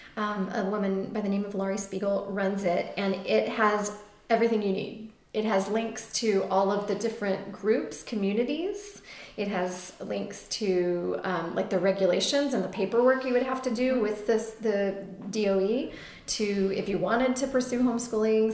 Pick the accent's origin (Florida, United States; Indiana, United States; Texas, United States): Texas, United States; now in Astoria, Queens, New York, United States; We grew up in Texas public schools mostly